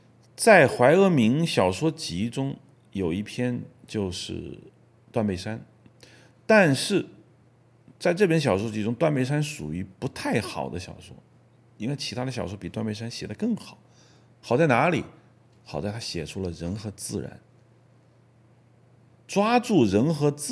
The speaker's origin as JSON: {"language": "Chinese", "country": "China", "said": "所以，当我们中国人看到林冲的遭遇的时候，我们非常的理解，因为我们也想在体制内活着呀。"}